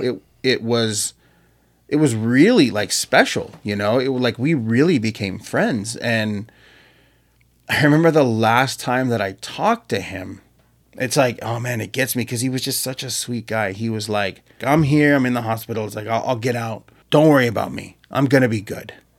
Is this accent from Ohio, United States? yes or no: no; Marietta, Georgia, United States